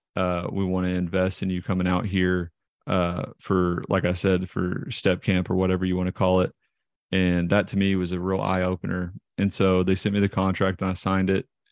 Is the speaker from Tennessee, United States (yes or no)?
yes; Knoxville, Tennessee, United States; I grew up in Knoxville, Tennessee and went to Seymour High School here.